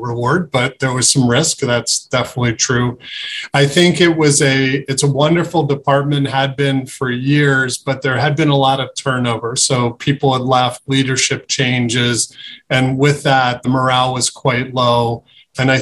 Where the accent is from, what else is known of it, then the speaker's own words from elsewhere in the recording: Philadelphia, Pennsylvania, United States; moved away as an adult; also born or lived in Boston / Pittsburgh; now in Cleveland, United States; I grew up in Philadelphia